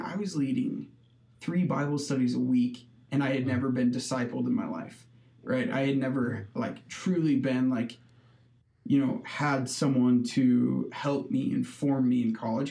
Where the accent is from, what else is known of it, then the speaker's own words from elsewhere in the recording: Hastings, Nebraska, United States; I was born and raised in Hastings, Nebraska